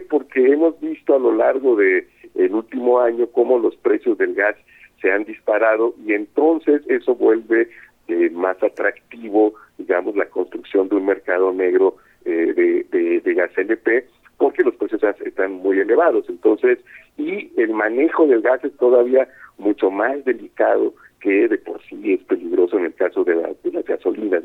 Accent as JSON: {"language": "Spanish", "town": "Coatzacoalcos", "region": "Veracruz", "country": "Mexico", "said": "yo soy de Coatzacoalcos"}